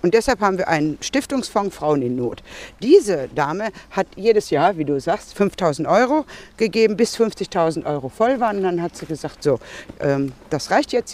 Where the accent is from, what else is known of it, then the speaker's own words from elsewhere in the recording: Marl, North Rhine-Westphalia, Germany; moved away as an adult; now in Bochum, Germany; ich komme hier aus Sinsen